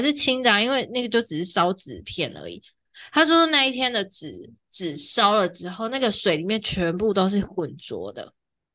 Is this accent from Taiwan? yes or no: yes; Taiwan